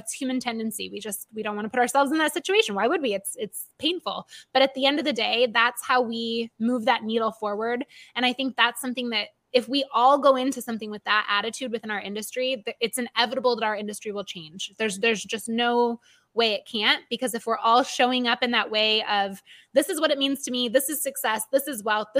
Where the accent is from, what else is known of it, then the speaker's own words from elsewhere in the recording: Michigan, United States; my home state of Michigan